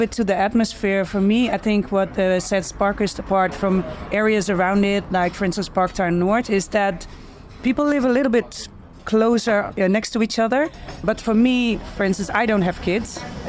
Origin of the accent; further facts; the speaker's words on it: Netherlands; moved away as an adult; now in Johannesburg, South Africa; I am Dutch, and I moved to Johannesburg in 2019, and I've been living in Parkhurst since April of that year